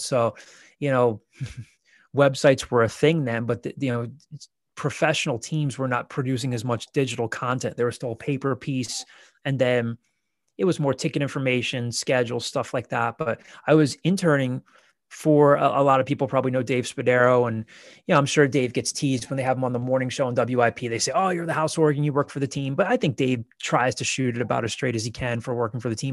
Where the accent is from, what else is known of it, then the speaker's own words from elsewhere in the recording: Downingtown, Pennsylvania, United States; I'm from, I'm from Downing Town and went to a, a big hi, Downing Town is now split into two high schools and went to a large high school